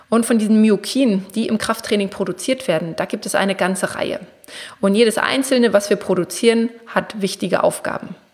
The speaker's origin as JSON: {"language": "German", "town": "Braunschweig", "region": "Lower Saxony", "country": "Germany", "said": "also ich komme ja aus Braunschweig, im Raum Braunschweig, Wolfsburg, Hannover"}